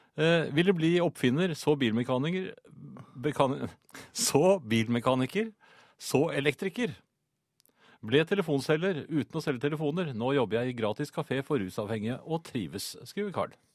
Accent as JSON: {"language": "Norwegian", "town": "Bærum", "region": "Akershus", "country": "Norway", "said": "jeg kommer jo fra, fra Bærum jeg, den gangen."}